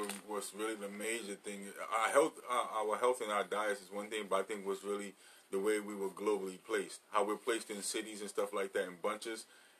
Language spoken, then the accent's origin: English; New York City, New York, United States; I grew up in New York City housing